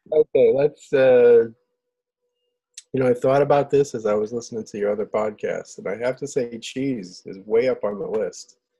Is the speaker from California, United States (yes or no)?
no; Southington, Connecticut, United States; I was born and raised in Southington, Connecticut.